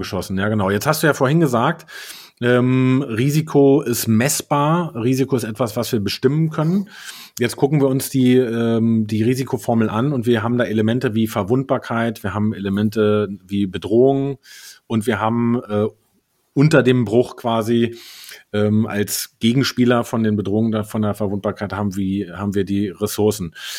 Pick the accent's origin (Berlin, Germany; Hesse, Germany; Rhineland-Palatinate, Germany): Berlin, Germany; als Berliner